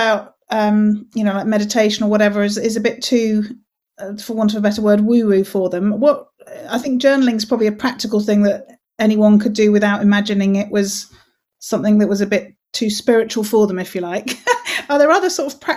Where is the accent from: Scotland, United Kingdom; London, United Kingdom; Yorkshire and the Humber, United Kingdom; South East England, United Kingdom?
Yorkshire and the Humber, United Kingdom; I come from Yorkshire